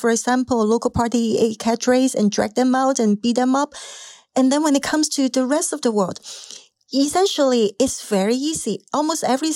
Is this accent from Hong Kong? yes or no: yes; Hong Kong; moved away; Growing up in Hong Kong